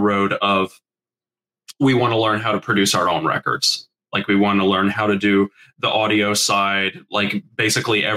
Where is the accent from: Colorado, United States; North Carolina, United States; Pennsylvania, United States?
North Carolina, United States; Charlotte; We're from Charlotte, North Carolina